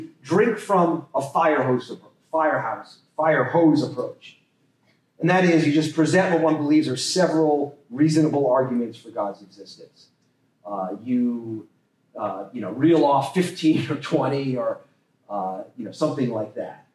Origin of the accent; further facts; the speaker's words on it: Las Vegas, Nevada, United States; I grew up in Nevada, Las Vegas